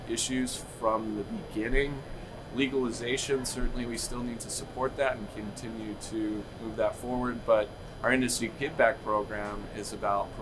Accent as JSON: {"language": "English", "region": "New Mexico", "country": "United States", "tie": "born or raised there", "also_born_or_lived": "Michigan / Colorado / Texas", "moved": "yes", "lives_now": "Denver, United States", "said": "I was born in Michigan, grew up in New Mexico"}